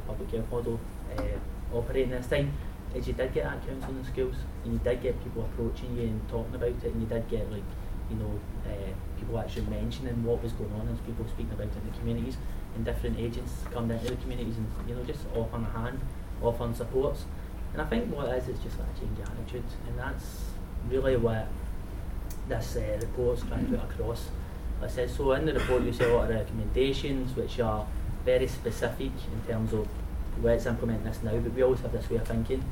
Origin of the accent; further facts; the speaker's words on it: Glasgow, Scotland, United Kingdom; the period that I grew up in Glasgow